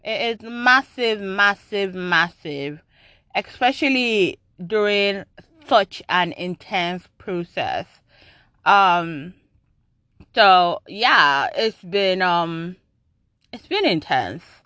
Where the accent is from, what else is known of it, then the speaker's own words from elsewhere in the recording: Nigeria; moved away; I grew up in Nigeria